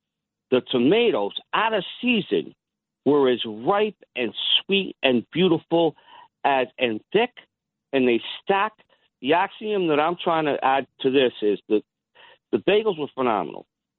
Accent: New York, United States; moved away as an adult; also born or lived in New Jersey; now in Connecticut, United States; So I'm a native New Yorker. I grew up and I was raised in New York, and I moved to Jersey and lived in another suburb, and now I'm back in Connecticut. But when I was a kid, I was adopted, so I was brought up by a Jewish man.

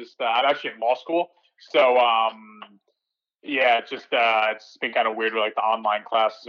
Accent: Morris County, New Jersey, United States; So I'm from Morris County. It's North Jersey. It's like, if you're familiar with the state at all, it's like 45 minutes from Newark Airport

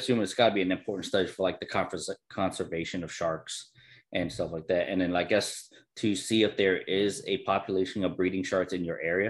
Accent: Florida, United States; I'm from Florida

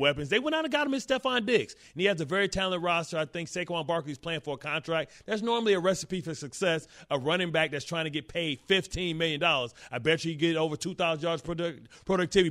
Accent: Detroit, Michigan, United States; I'm from Detroit

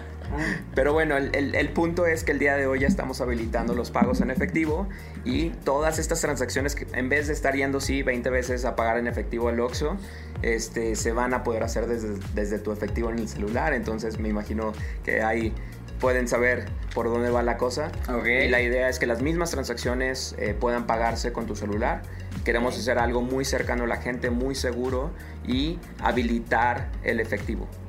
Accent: Mexico; soy un tecnólogo mexicano

